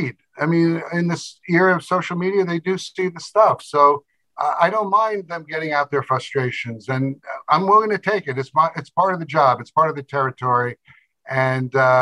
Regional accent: New York City, New York, United States; I was born in Brooklyn

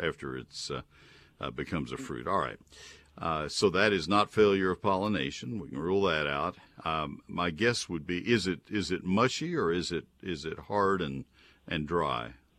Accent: San Antonio, Texas, United States; San Antonio is where I was born

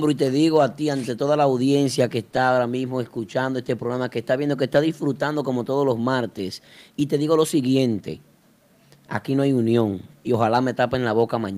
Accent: Dominican Republic; eso somos dominicanos.

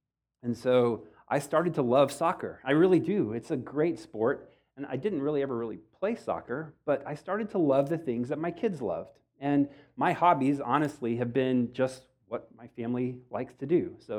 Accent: Texas, United States; I grew up in Texas. I've been here my whole time, well, a brief stint in Ohio

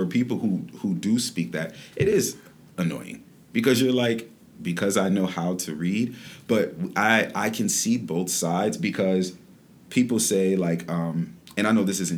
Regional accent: Detroit, Michigan, United States; moved away as an adult; now in Florida, United States; I'm born and raised in Detroit

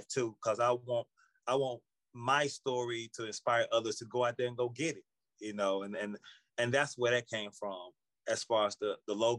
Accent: Birmingham, Alabama, United States; moved away as an adult; now in New York, United States; I'm originally from Birmingham, Alabama, born and raised

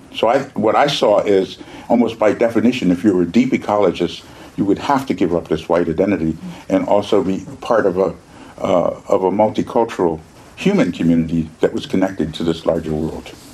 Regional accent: Philadelphia, Pennsylvania, United States; I grew up in Philadelphia.

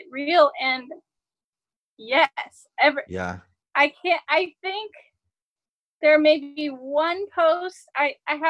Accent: Southern US, United States; I grew up in the Southern Baptist sort of, and you know, this is Southern US. I'm from the South

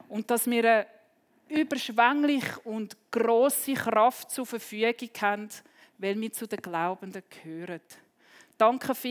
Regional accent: Switzerland; Also wenn wir als Schweizer ein Tunnel sprengen, dann werden Dynamitstäbe rein und entzündet

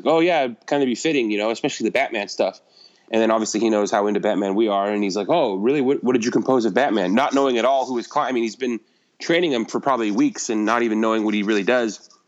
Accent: California, United States; I grew up in California

